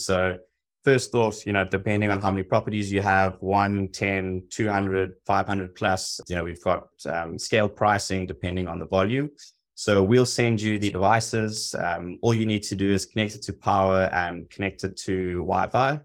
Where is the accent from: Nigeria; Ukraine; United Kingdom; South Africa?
South Africa; moved away as an adult; also born or lived in Hong Kong / Los Angeles; I'm originally from South Africa. I spent the last fifteen years, um, living and working abroad, spent six years in Hong Kong, five in Los Angeles.